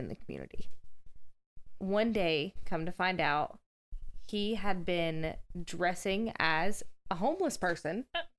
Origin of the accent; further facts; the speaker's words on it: the Bible Belt, United States; now in Nashville, United States; In my hometown, I grew up in the Bible Belt.